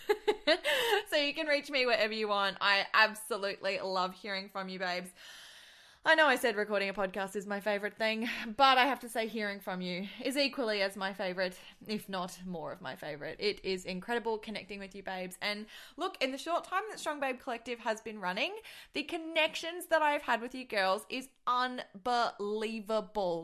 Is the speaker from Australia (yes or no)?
yes; Australia; accent: Australian; I am Australian, and I'm just gonna try and stick to that accent